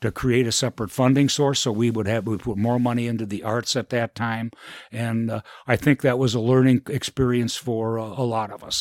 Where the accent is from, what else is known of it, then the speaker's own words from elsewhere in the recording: Elgin, Illinois, United States; I was born and raised in Elgin and, uh, grew up here